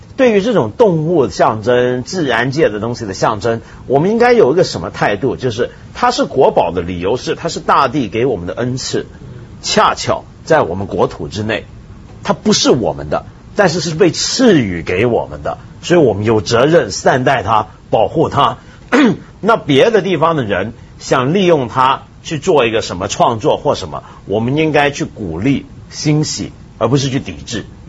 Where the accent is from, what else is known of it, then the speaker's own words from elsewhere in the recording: China; 我们中国人